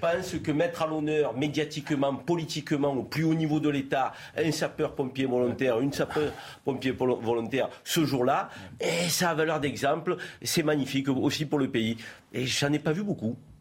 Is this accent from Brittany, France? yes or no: no; Vaucluse, Provence-Alpes-Côte d'Azur, France; nous sommes natifs du Vaucluse